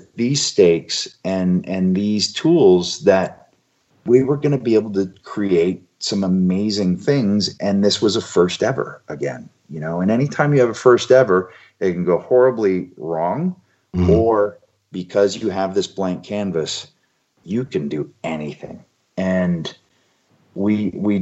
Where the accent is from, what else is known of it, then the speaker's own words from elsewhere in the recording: Toronto, Ontario, Canada; in Toronto in my hometown in the Sky Dome